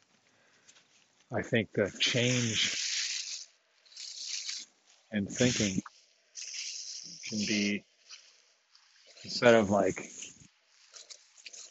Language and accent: English; United States; I'm American